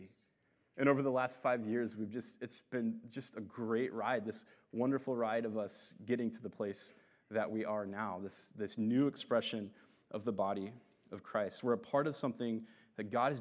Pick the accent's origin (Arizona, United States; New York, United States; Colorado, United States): Arizona, United States; Phoenix; when I grew up here in Phoenix, this was all desert when I was a kid